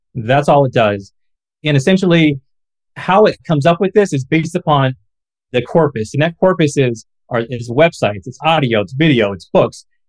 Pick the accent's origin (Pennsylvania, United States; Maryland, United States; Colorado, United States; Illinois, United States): Illinois, United States; Galesburg; my hometown of Galesburg, Illinois